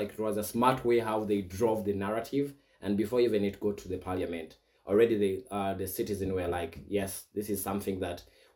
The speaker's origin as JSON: {"language": "English", "area": "Buganda Kingdom", "region": "Central Region", "country": "Uganda", "moved": "yes", "lives_now": "Kenya", "said": "where I come from the Buganda Kingdom"}